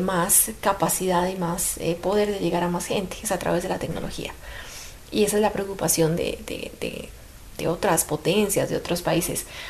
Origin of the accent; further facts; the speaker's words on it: Colombia; lo digo como colombiana